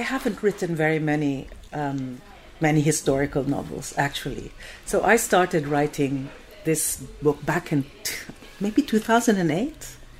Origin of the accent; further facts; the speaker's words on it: Philippines; moved away; I'm Filipino